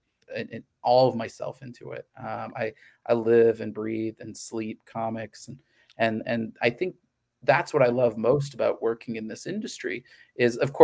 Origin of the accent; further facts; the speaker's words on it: Missouri, United States; I grew up in the Midwest. I grew up in Missouri